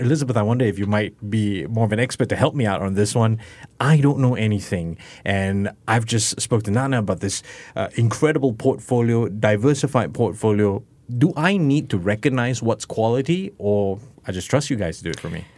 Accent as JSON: {"language": "English", "country": "Singapore", "said": "this is me sharing as a Singaporean"}